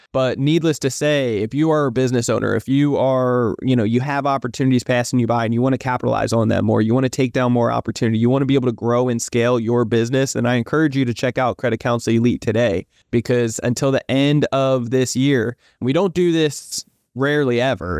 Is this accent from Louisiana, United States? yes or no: no; New Jersey, United States; moved away as an adult; now in San Diego, United States; I'm originally from New Jersey, but I live out in San Diego, sunny San Diego, California